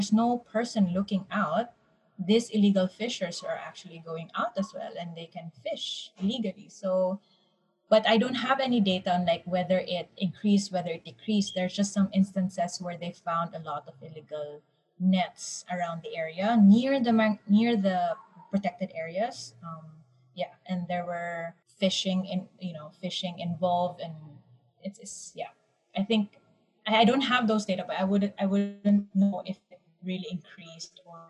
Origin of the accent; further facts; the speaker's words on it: Mindanao, Philippines; And they will already tell us, like, for example, I'm from Mindanao. We won't get hit. We will always have rain.